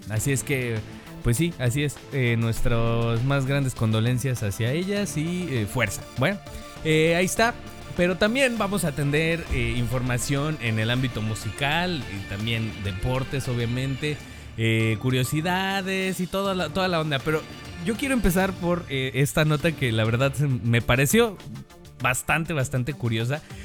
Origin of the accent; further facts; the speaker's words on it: Mexico; como buen mexicano